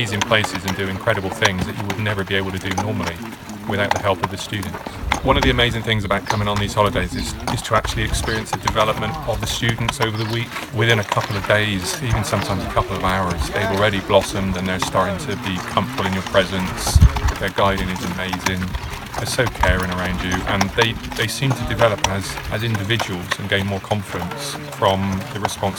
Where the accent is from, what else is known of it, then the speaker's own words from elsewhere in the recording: Bristol, South West England, United Kingdom; I'm from Bristol, and I'm visually impaired.